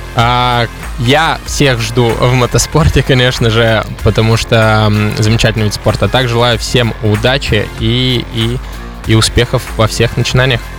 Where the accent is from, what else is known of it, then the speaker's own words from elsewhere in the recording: Udmurtia, Russia; я из Удмуртии в первую очередь